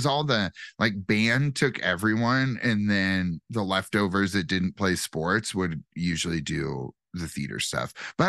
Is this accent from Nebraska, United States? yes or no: yes; Wayne, Nebraska, United States; born or raised there